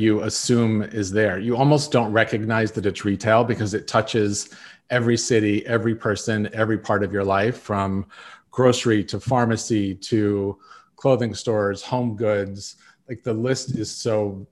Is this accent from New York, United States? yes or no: no; South Lake Tahoe, California, United States; I grew up in South Lake Tahoe, California, with a family who owned a construction company.